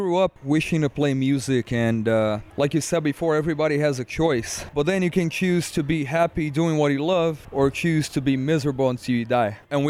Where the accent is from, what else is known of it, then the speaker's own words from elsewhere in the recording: Brazil; Well, look, in Brazil, Brazilian people are super passionate about whatever they like. You know, even us.